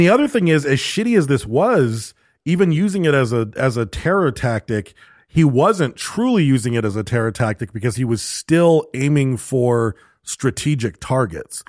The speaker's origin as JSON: {"language": "English", "country": "United States", "said": "I'm an American"}